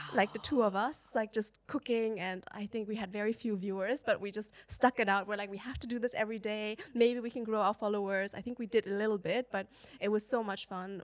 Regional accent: China; moved away; I grew up in China

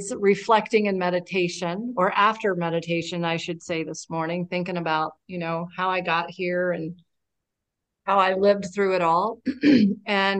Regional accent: Lexington, Kentucky, United States; moved away as an adult; now in Wilmington, United States; I'm from Lexington, Kentucky. That's where I got sober. And I now live in Wilmington, North Carolina

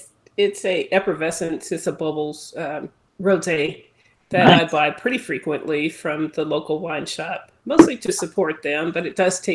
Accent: California, United States; also born or lived in Virginia; now in North Carolina, United States; I live in North Carolina currently, coming straight from Virginia, but born in California

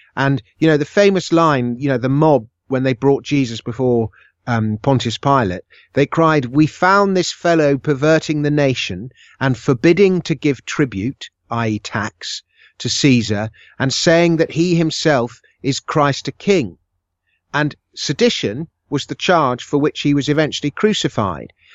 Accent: United Kingdom; I was born in Britain

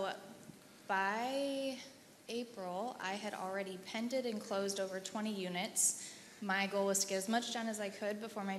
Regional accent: Indianapolis, Indiana, United States; I'm from Indianapolis, sorry.

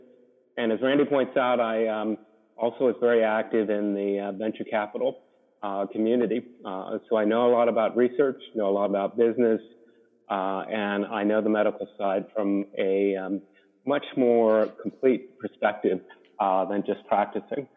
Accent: Maryland, United States; moved away as an adult; also born or lived in Ithaca, New York; now in San Diego, United States; Grew up in Maryland

